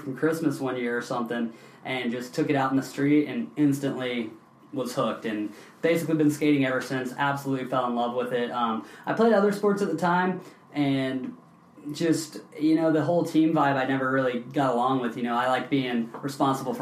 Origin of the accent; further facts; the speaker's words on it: Knoxville, Tennessee, United States; now in San Diego, United States; I grew up in Knoxville, Tennessee